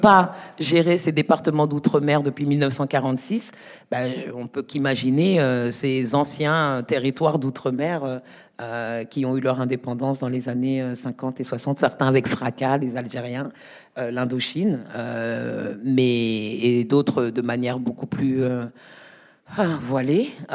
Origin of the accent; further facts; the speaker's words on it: Paris, Île-de-France, France; je suis de Paris, je suis née à Paris.